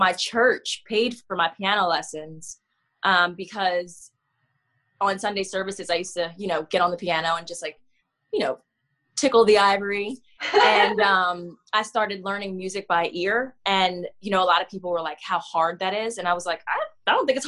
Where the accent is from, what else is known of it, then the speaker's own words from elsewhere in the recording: Coatesville, Pennsylvania, United States; moved away as an adult; now in Philadelphia, United States; I'm from Coatesville, Pennsylvania. It's about 45 minutes from Philly. I've lived in Philly since 2012